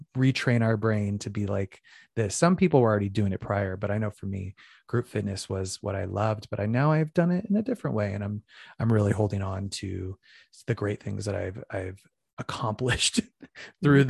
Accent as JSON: {"language": "English", "town": "Phoenix", "region": "Arizona", "country": "United States", "tie": "born or raised there", "also_born_or_lived": "New York City", "moved": "as an adult", "lives_now": "Los Angeles, United States", "said": "I'm originally from Phoenix, Arizona, and I started dance at a young age"}